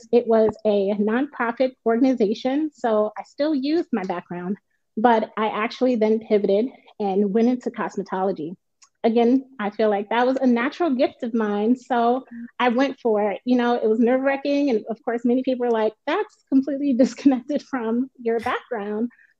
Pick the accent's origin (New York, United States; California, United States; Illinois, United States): Illinois, United States; Chicago; moved away as an adult; also born or lived in Minnesota; we again moved back to Chicago, my hometown.